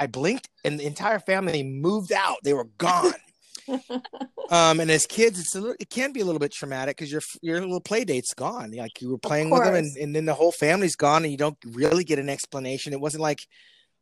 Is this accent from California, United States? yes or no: yes; Placentia, California, United States; now in South Orange County, United States; I'm born and bred in Placentia, California, which is where I met Jeff. I was born in the house that I grew up